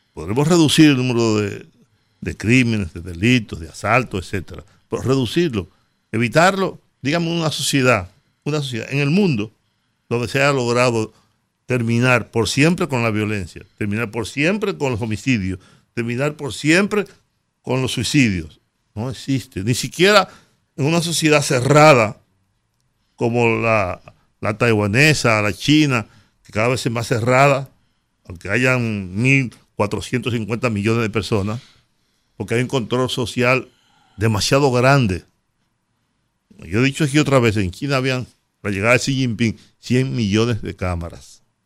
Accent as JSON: {"language": "Spanish", "country": "Dominican Republic"}